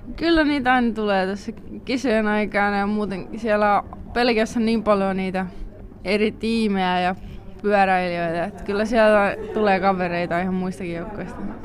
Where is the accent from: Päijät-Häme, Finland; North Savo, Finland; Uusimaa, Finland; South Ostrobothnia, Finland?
South Ostrobothnia, Finland; Kauhajoki; moved away as an adult; now in Belgium; mä tuun Kauhajoelta